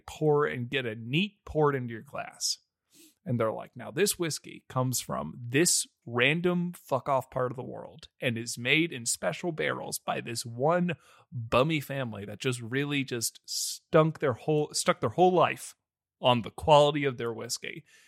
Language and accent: English; United States; we're American